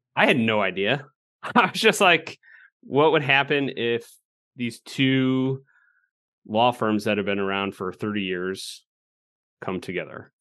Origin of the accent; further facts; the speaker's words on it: Illinois, United States; moved away as an adult; now in Nebraska, United States; I'm from Illinois